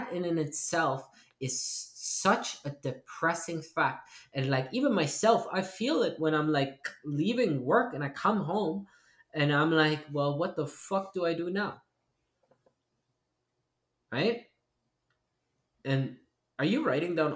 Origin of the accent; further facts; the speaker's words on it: East Germany, Germany; moved away; we grew up in East Germany